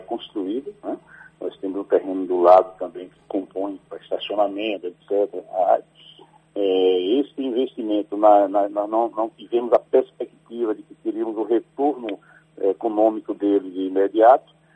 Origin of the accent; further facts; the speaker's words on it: Alagoinhas, Bahia, Brazil; also born or lived in Sagre Dias (Mimoso region), Bahia; Eu nasci em Alagoinhas, mas vivi muito tempo em Sagre Dias, na pela região lá de Mimoso, é, onde a atividade era campal mesmo. Então, a minha família é de trabalhador rural e eu vivi esse tempo na roça, depois voltei para Lagoinhas para estudar